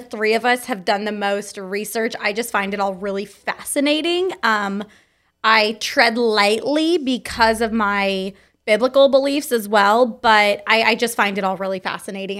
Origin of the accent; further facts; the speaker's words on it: Fallbrook, California, United States; I was born in Fall Brook, California